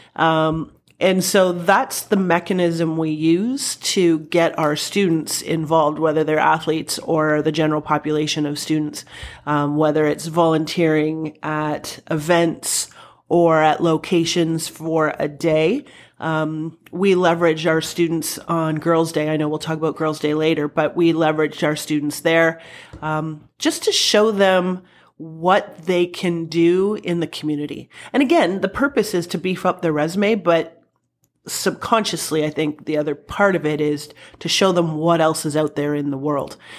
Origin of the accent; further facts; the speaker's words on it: Welland, Ontario, Canada; I grew up in Welland.